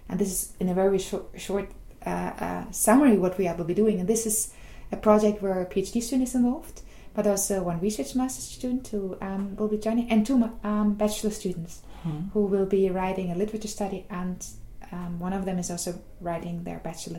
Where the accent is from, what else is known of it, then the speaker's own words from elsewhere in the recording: Germany; moved away as an adult; now in Groningen, Netherlands; I'm originally from Germany.